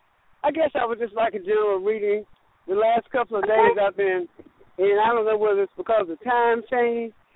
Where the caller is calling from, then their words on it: Florida, United States; from Florida.